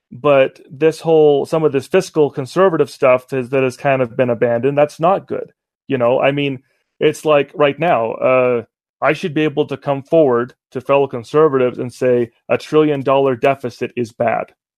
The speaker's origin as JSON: {"language": "English", "region": "Utah", "country": "United States", "tie": "born or raised there", "also_born_or_lived": "Cleveland, Ohio", "said": "I was raised here in Utah"}